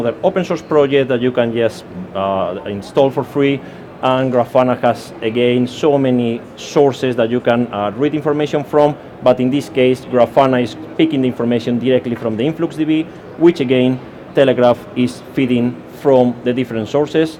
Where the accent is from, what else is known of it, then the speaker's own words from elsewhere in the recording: Spain; accent: Spanish; English is a second language; now in United Kingdom; I'm Spanish, as you can hear by my accent, so I'm just a Spanish guy living in the UK